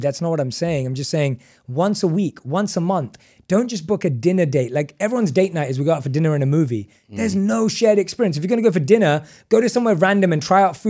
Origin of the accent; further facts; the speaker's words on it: England, United Kingdom; We're not surfers. We were born and raised in England. You don't go surfing in England.